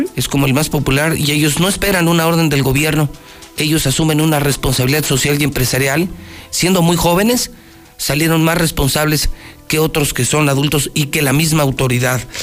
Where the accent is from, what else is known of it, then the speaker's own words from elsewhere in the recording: Mexico; Por eso somos mexicanos